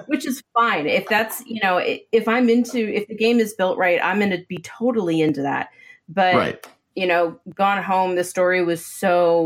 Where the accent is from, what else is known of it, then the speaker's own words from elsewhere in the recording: Maine, United States; I grew up in Maine